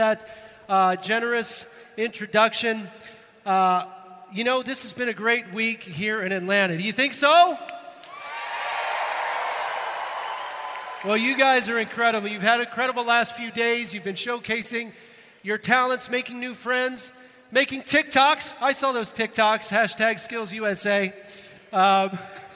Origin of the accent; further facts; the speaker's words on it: Northern Ireland, United Kingdom; I'm hailing from Northern Ireland